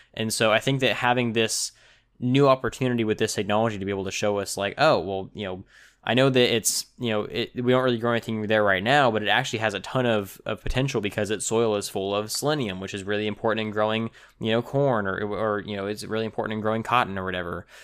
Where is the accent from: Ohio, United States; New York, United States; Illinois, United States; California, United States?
California, United States; my home of, of the, the Golden State